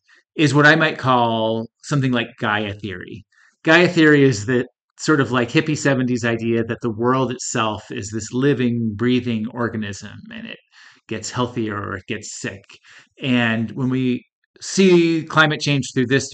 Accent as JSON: {"language": "English", "region": "Northeast", "country": "United States", "tie": "born or raised there", "moved": "yes", "lives_now": "Colorado, United States", "said": "I grew up in the Northeast where it's dreary and cold almost all year round, and I moved out to this warm, dry, sunny climate"}